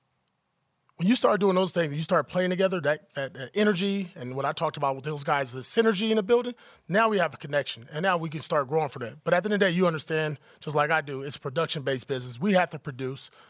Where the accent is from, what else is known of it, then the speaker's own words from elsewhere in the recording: Compton, California, United States; I grew up in Compton, California